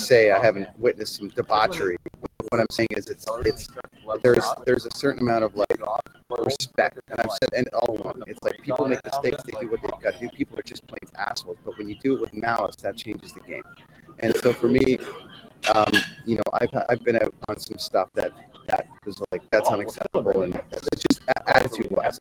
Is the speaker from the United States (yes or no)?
no; Toronto, Ontario, Canada; also born or lived in Vancouver; in Toronto in my hometown